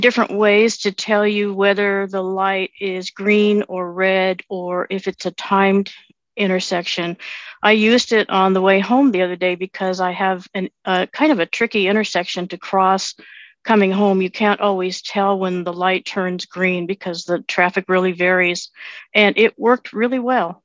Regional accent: New England, United States; I'm from New England

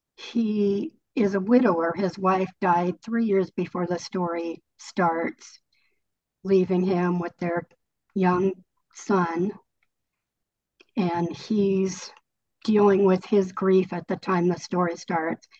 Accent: California, United States; moved away as an adult; also born or lived in Colorado; I was living in Colorado, but I grew up in California and I'm living back in California now.

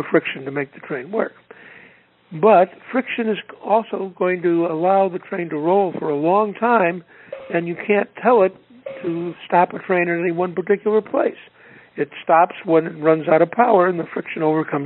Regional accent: Chicago, Illinois, United States; I grew up here in Chicago on the South Side

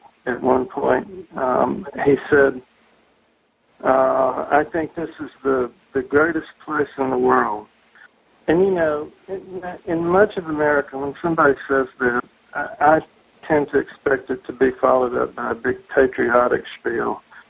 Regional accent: the South, United States; now in Massachusetts, United States; which is something that I got used to growing up in the South. People had a great deal of affinity for the place where they lived. And that was something that I found when I moved to Massachusetts.

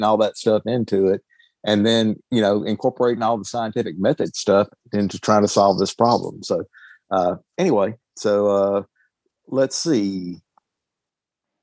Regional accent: the South, United States; accent: Southern hick; my Southern hick accent.

